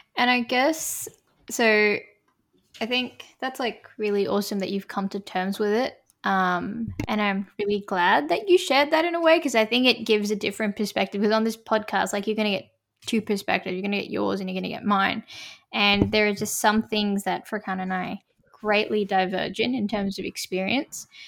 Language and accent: English; Australia; I'm a Australian Indian Muslim woman